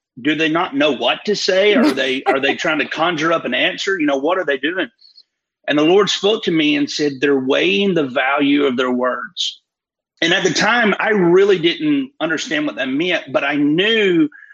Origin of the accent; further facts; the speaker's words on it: Fort Payne, Alabama, United States; I'm from Fort Payne, Alabama, northeast corner of Alabama, real rural area